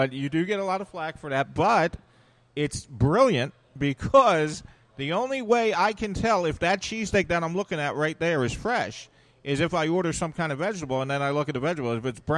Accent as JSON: {"language": "English", "town": "Collingswood", "region": "New Jersey", "country": "United States", "said": "I'm from Collingswood."}